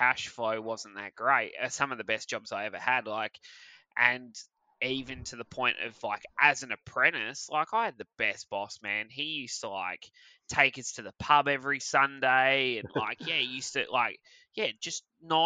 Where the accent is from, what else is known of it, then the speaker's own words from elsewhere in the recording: Perth, Western Australia, Australia; I was born in Armidale, lived in Rollystone for